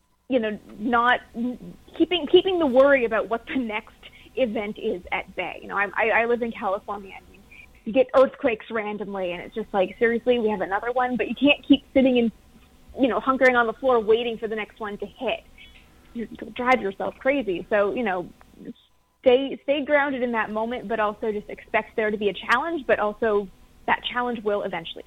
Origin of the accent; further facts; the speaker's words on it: Canada; I'm from Canada, so didn't grow up with NASA being everywhere